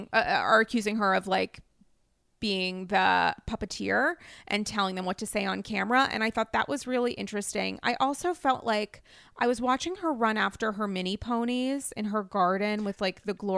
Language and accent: English; New England, United States; now in New York, United States; I'm essentially a New Yorker now, but I'm a New England girl.